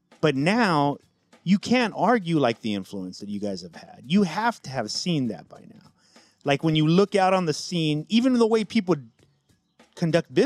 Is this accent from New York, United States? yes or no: no; San Diego, California, United States; somebody who didn't grow up in LA. I grew up in San Diego